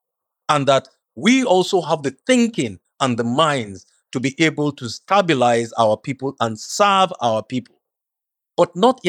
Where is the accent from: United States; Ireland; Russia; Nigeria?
Nigeria; You know, I'm just a Nigerian.